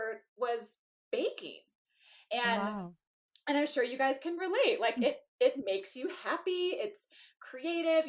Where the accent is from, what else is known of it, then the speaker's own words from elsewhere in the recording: California, United States; moved away; I was this lady from California